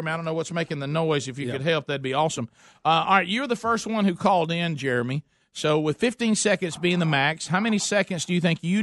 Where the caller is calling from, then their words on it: Vestavia Hills, Alabama, United States; Vestavia. Vestavia.